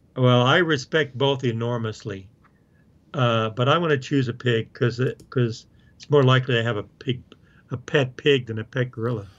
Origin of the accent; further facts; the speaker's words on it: Oklahoma, United States; now in Colorado, United States; I grew up in Oklahoma